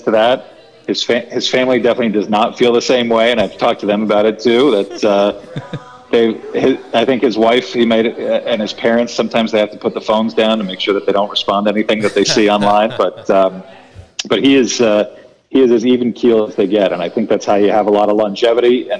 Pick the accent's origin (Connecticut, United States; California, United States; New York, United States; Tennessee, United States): New York, United States; New York City; I grew up in New York City in the 1980s.